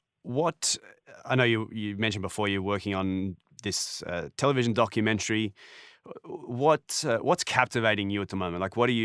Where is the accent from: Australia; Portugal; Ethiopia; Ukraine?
Australia; now in Canada; Growing up in Australia, you know, there's no neighbours.